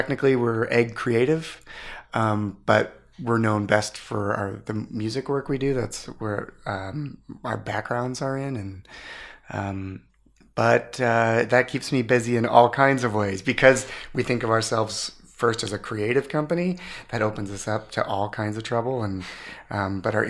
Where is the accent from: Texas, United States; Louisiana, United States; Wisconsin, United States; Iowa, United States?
Iowa, United States; Ames; I grew up in Ames, Iowa